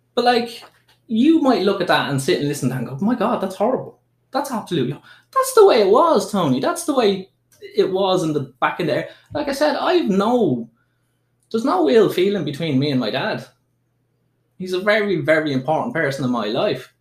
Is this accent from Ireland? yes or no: yes; Dublin, Leinster, Ireland; there was no way I would have come out as trans when I was growing up in Dublin